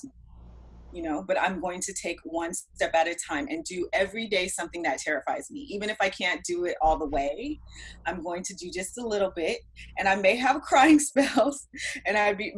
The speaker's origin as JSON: {"language": "English", "region": "Washington", "country": "United States", "moved": "as an adult", "lives_now": "Los Angeles, United States", "said": "I'm actually from Washington State"}